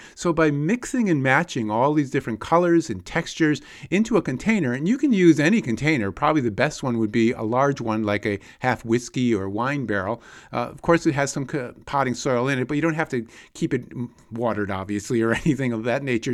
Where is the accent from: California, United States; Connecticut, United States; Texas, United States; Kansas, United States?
Connecticut, United States; when I was a kid growing up in Connecticut